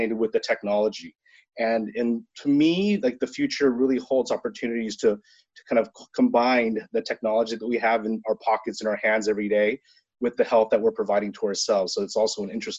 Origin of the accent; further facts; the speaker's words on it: Seal Beach, California, United States; also born or lived in Boston; I'm an Orange County boy, kind of born and bred. So I grew up in Seal Beach.